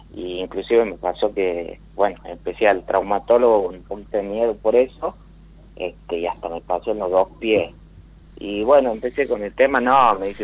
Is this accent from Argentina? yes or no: yes; Tucumán, Argentina; De Tucumán.